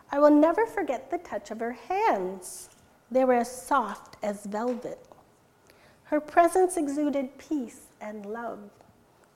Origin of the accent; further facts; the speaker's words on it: Stayner, Ontario, Canada; English is a second language; also born or lived in India; Almost immediately upon arriving in Canada, I was enrolled in Bing Public School in Stayner